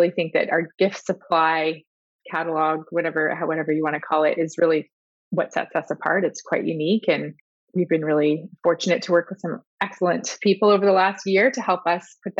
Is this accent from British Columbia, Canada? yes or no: no; Southwestern Ontario, Canada; moved away as an adult; also born or lived in United Kingdom; I'm actually from Southwestern Ontario as well.